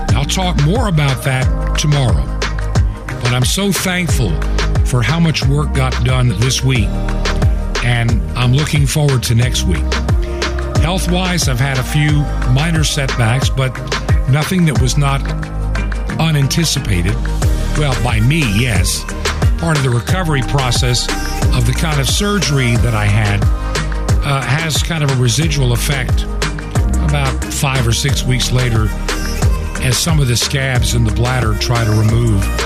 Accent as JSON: {"language": "English", "country": "United States", "tie": "born or raised there", "said": "as a child being an American"}